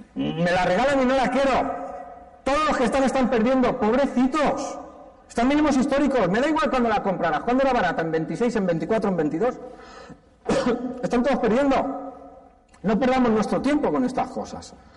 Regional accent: Valencia, Valencian Community, Spain; Y yo soy valenciano.

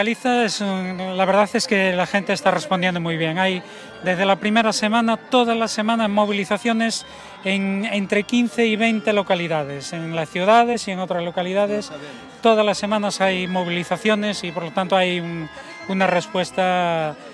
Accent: Palestine; Que no es árabe, es palestino, es de un pueblo de mi

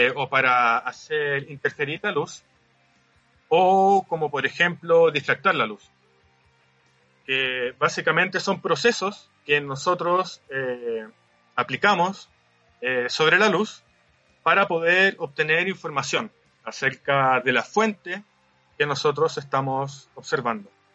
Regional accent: Antofagasta, Chile; moved away as an adult; also born or lived in Santiago; yo soy de Antofagasta y bueno, Antofagasta es literal la descripción pueblo chico, infierno grande.

